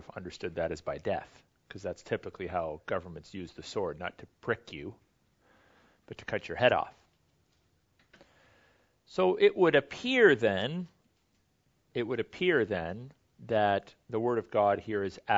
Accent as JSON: {"language": "English", "country": "Canada"}